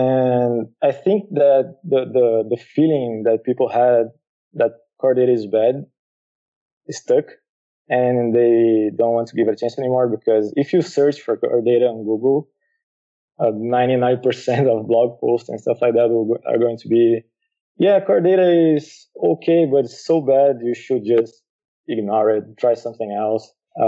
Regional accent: Brazil; moved away as an adult; now in Lisbon, Portugal; Yeah, actually living here, I moved from Brazil to here because my wife started doing college here.

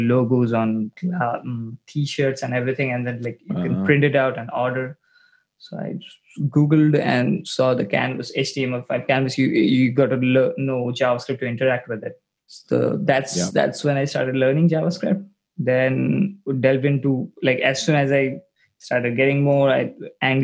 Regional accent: New Delhi, Delhi, India; Out of India, the capital city of India

